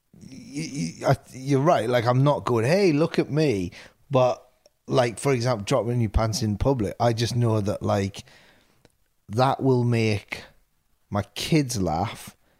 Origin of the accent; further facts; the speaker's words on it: Newcastle upon Tyne, North East England, United Kingdom; when we were doing our previews up in Newcastle, this is my hometown